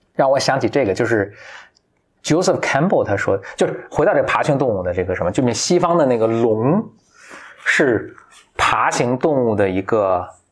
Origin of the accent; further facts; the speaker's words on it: China; 我们中国人看了就是一点不觉得奇怪